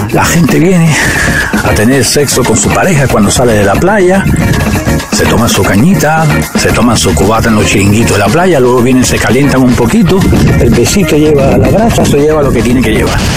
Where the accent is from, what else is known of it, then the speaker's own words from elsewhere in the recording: Monterrey, Nuevo León, Mexico; Yo soy del norte y es mi orgullo que se note, soy de Monterrey.